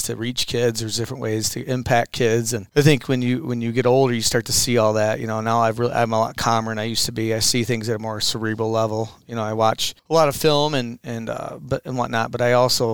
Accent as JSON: {"language": "English", "town": "Midland", "region": "Michigan", "country": "United States", "also_born_or_lived": "Ann Arbor, Michigan / Montabella, Michigan", "said": "I'm from Midland."}